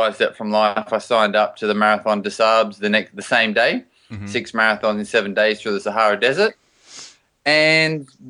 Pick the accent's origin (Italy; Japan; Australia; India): Australia; You know, obviously growing up in Australia, you just know it.